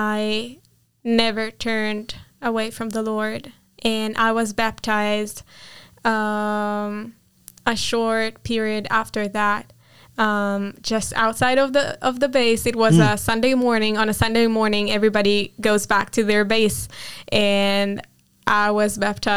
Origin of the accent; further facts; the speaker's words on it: Nes Harim, Jerusalem District, Israel; first language Hebrew; English is a second language; I grew up in Jerusalem, the most, like in a village next to Jerusalem, but I lived my whole life in this area of Jerusalem